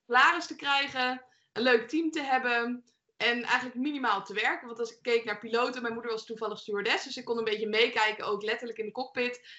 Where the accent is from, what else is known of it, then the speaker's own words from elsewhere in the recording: Leiden, South Holland, Netherlands; ik kom zelf uit Leiden. Mijn, het huis, ik ben toevallig nu in mijn ouderlijk huis